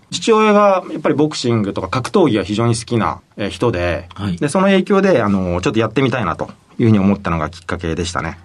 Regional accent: Hiroshima, Japan; えー、広島県の広島市生まれでして

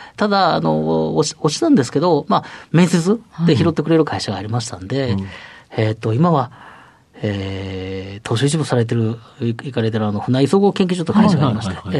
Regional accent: Otsu, Shiga, Japan; 出身は滋賀県大津市です

